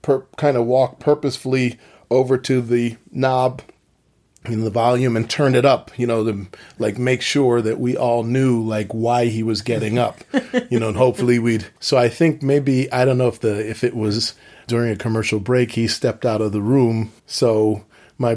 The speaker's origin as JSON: {"language": "English", "town": "Philadelphia", "region": "Pennsylvania", "country": "United States", "tie": "born or raised there", "said": "I was born in Philadelphia"}